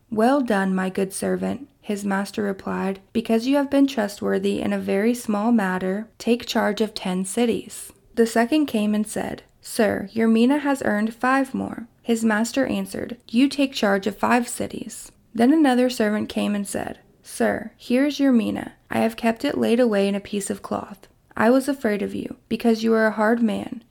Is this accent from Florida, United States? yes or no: no; Kentucky, United States; my hometown in Kentucky